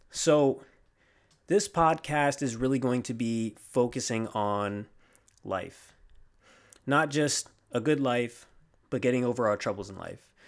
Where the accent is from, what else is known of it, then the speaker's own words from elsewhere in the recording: Riverside, California, United States; I'm originally from the West Coast, uh, Riverside, California to be exact, and I am on the East Coast now. I'm a military child, so uh, we're out here for now.